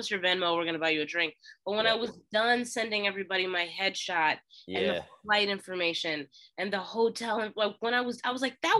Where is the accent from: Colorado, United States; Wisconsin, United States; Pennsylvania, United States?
Pennsylvania, United States; Philadelphia; Why do you keep saying I'm from Pittsburgh? I'm from Philly. Listen to me.